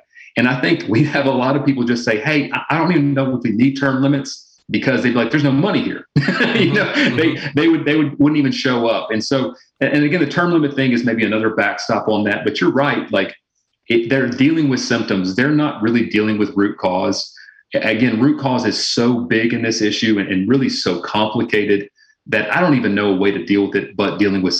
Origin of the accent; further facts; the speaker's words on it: the South, United States; I'm from the South originally, and you know, my grandmother would always say